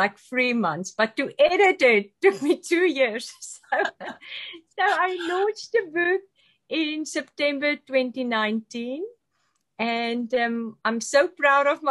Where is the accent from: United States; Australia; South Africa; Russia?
South Africa; moved away as an adult; now in London, Canada; I'm also from South Africa